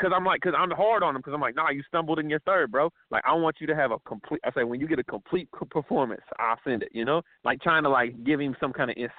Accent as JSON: {"language": "English", "region": "Tennessee", "country": "United States", "tie": "born or raised there", "said": "No, I'm from Tennessee."}